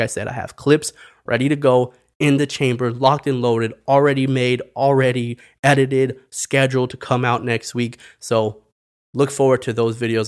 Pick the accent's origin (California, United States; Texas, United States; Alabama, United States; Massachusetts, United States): Texas, United States; El Paso; moved away; my hometown of El Paso, Texas